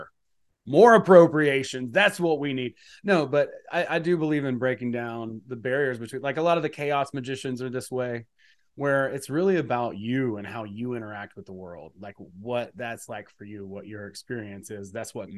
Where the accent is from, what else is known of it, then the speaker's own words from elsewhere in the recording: Georgia, United States; I'm from Georgia. I grew up in a rural part of, relatively rural part of the country